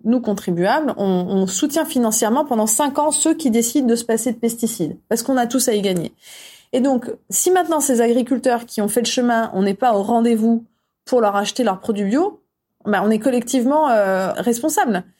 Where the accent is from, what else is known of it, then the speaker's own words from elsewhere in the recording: France; On est français